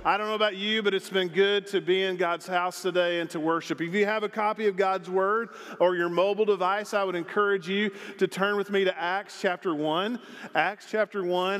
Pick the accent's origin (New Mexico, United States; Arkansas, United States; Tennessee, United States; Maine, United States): Arkansas, United States; also born or lived in Texas / South Dakota; now in Longmont, United States; I grew up in Arkansas